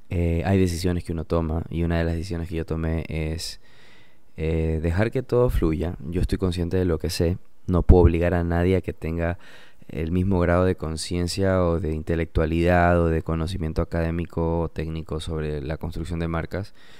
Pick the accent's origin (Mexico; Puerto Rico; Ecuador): Ecuador; Portoviejo, Manabí; also born or lived in United States; soy de Puerto Viejo, soy Manaba